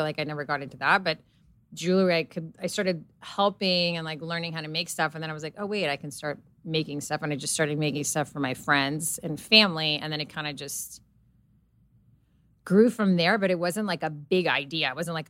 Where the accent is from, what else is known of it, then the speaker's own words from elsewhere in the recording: Serbia; English is a second language; so I grew up in Serbia around grandmothers and my mom that were constantly like knitting, sewing, like crocheting.